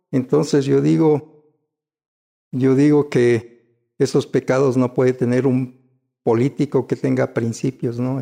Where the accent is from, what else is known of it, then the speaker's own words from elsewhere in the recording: Quito, Pichincha, Ecuador; yo ya nací en Quito. Yo soy auténticamente quiteño, estudié en la escuela Espejo tradicional municipal